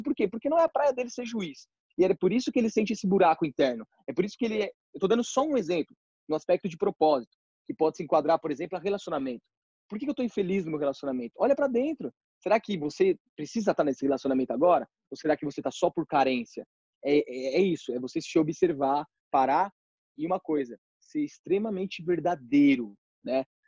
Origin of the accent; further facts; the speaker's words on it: São Paulo, Brazil; also born or lived in Ferraz de Vasconcelos; eu sou de São Paulo